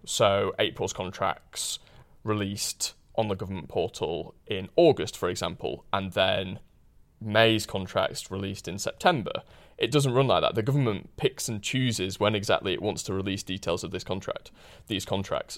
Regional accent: Huddersfield, Yorkshire and the Humber, United Kingdom; I grew up in Huddersfield, which is a town in, in West Yorkshire

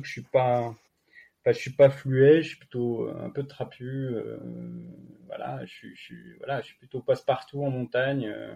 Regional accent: France; now in Annecy, France; Je suis originaire à la base du massif du Jura

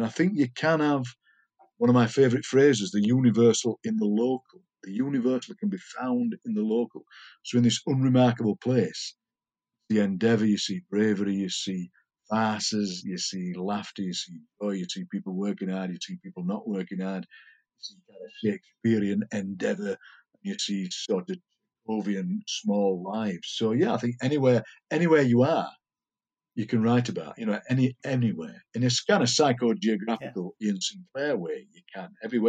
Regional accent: Darfield, Yorkshire and the Humber, United Kingdom; born or raised there; accent: Yorkshire

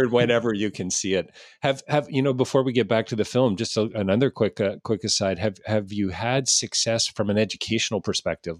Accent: Canada; as a Canadian

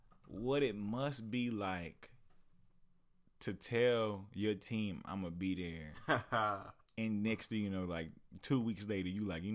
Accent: Oklahoma, United States; Yeah, especially I'm from Oklahoma

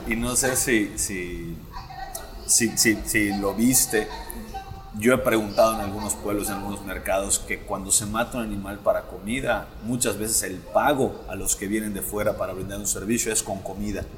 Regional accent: Yucatán, Mexico; yo soy yucateco

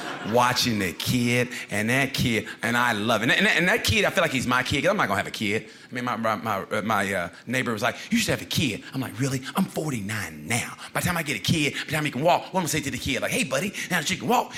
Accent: Oklahoma, United States; I want to open up a Native American restaurant. There's none of those there. I'm from Oklahoma. I could do it.

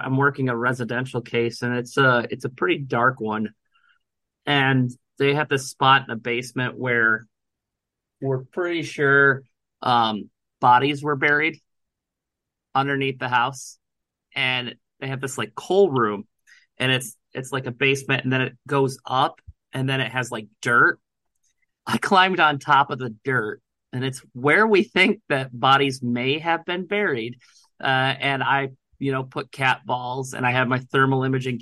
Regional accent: Northern Ohio, United States; now in Indiana, United States; I grew up in Northern Ohio

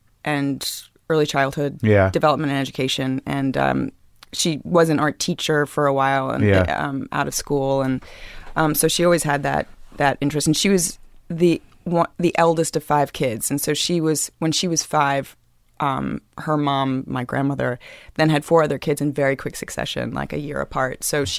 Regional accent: New York City, New York, United States; I come from Crosby Street. I grew up in...

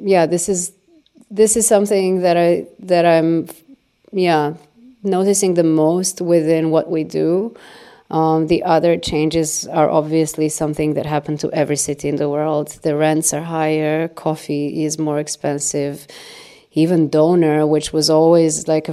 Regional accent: Belgrade, Serbia; moved away as an adult; also born or lived in Berlin, Germany; I'm from Belgrade and I grew up in Belgrade.

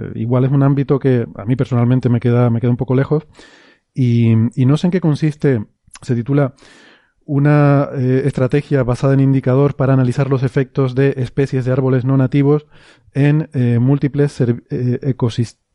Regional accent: Icod de los Vinos, Canary Islands, Spain; en mi pueblo, eh, en Ico de los Vinos

